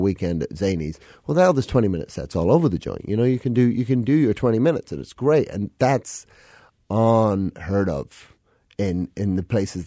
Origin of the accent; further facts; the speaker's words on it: London, United Kingdom; now in Chicago, United States; I moved here 2004, and like I grew up in London, so I'm at heart like a city boy.